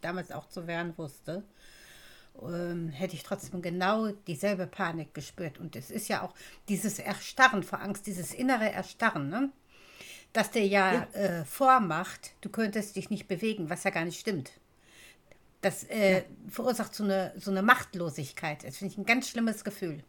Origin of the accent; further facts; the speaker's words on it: Duisburg, North Rhine-Westphalia, Germany; Ich bin ja in Duisburg geboren und aufgewachsen